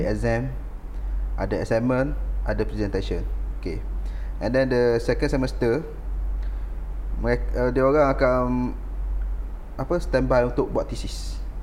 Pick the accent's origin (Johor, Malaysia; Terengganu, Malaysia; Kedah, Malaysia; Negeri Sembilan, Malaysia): Terengganu, Malaysia; moved away as an adult; now in Changlun, Malaysia; Saya asal daripada dari Terengganu.